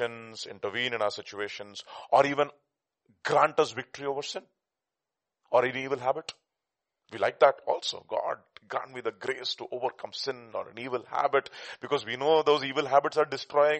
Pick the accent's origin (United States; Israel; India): India; accent: Telugu; my Telugu accent